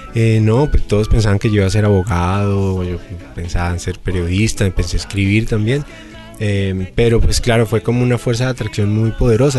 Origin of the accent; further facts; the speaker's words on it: Bogotá, Colombia; como bogotano, como colombiano.